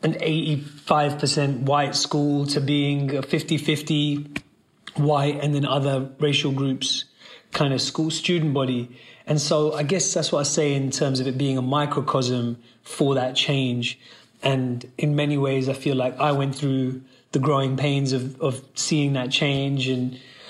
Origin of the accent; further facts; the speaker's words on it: London, United Kingdom; I was born and raised in Northwest London near Wembley